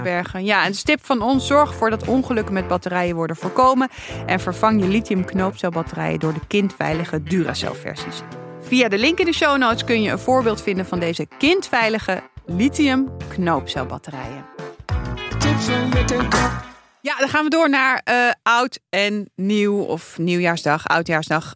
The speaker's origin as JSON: {"language": "Dutch", "town": "Amsterdam", "region": "North Holland", "country": "Netherlands", "tie": "born or raised there", "said": "ik ben opgegroeid in de Jordaan."}